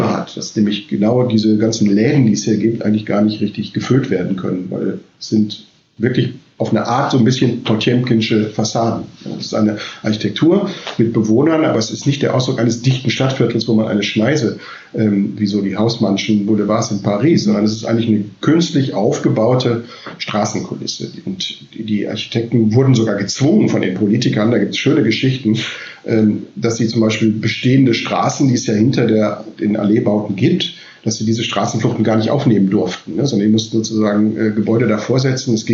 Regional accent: West Germany, Germany; ich bin ein Wessi, ja, ich komme eigentlich aus dem Westen

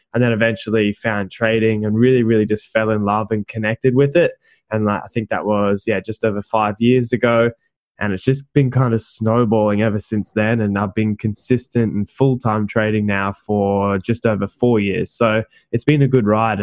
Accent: Gold Coast, Queensland, Australia; also born or lived in Thailand; I'm from the Gold Coast, and that's just where I've lived for pretty much my entire life

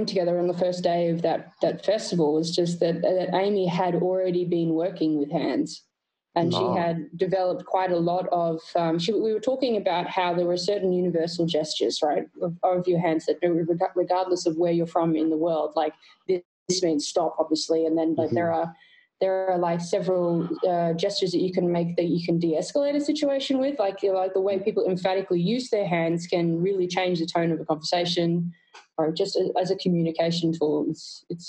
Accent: Australia; being Australian

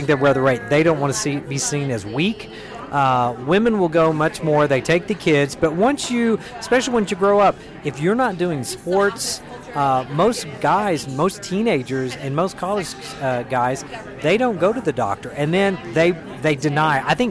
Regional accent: Oklahoma, United States; I'm actually from Oklahoma, and I work for a health system, Integris Health, and we do men's health for Oklahoma

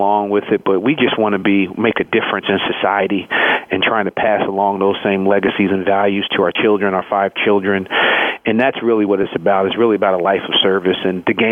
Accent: Philadelphia, Pennsylvania, United States; growing up in the Philadelphia area

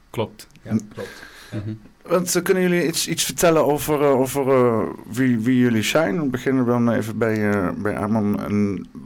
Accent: Utah, United States; Dutch is a second language; moved away as an adult; Ja, ik kom van Utah.

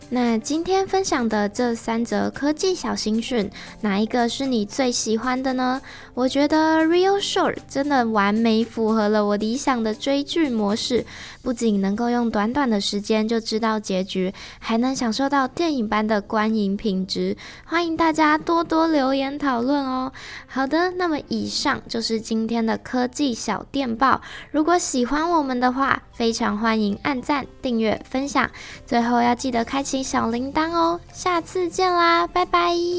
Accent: Taiwan; 我们台湾人

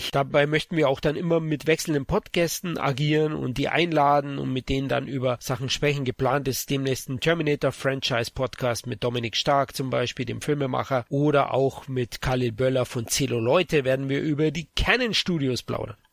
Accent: Munich, Bavaria, Germany; ich bin Münchner, komme aus Bayern Bayern. Vielleicht hört ihr das an meinem leichten Akzent, dass ich aus dem Süden Deutschlands komme.

